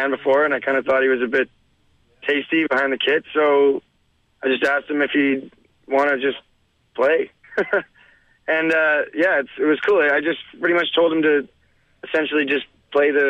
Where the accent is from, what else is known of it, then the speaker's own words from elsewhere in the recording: Edmonton, Alberta, Canada; now in Toronto, Canada; I'm a songwriter from Toronto, originally born in Edmonton